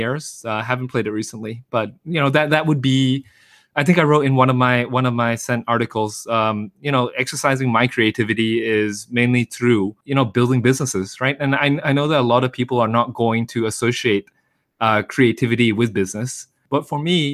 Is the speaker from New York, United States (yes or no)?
yes; New York, United States; moved away as an adult; also born or lived in Philadelphia; I went to high school in New York